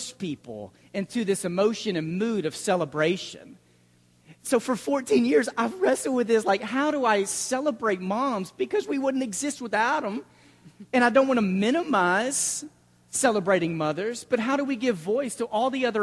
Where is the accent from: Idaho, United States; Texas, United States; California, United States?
Texas, United States; Mesquite; I grew up in the Mesquite Church of Christ, just outside of Dallas. I consider that my home congregation. I was there through middle school, high school, a lot of my formative years